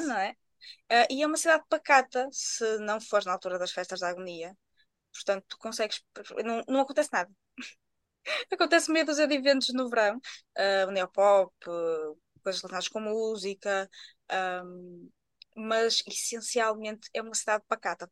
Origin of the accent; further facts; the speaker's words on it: Viana do Castelo, Norte, Portugal; eu sou de Biana do Castelo.